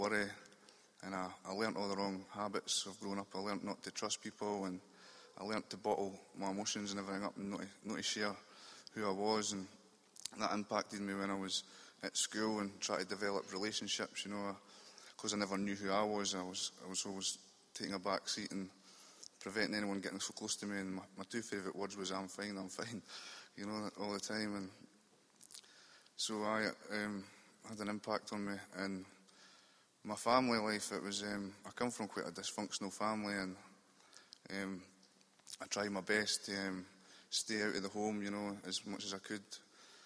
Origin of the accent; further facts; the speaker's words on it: Dunfermline, Scotland, United Kingdom; moved away as an adult; now in Edinburgh, United Kingdom; I'm from Dunfermline in Fife, which is just over the Forth Road bridges. But I'm staying in Edinburgh now